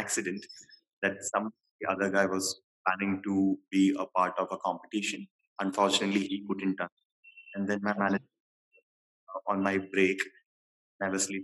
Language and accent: English; Maharashtra, India; also born or lived in Kerala; I am basically from Kerala and raised up in Maharashtra.